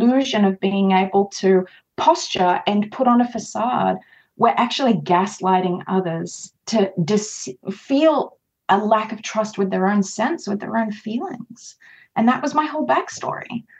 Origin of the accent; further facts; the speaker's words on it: Australia; I am Australian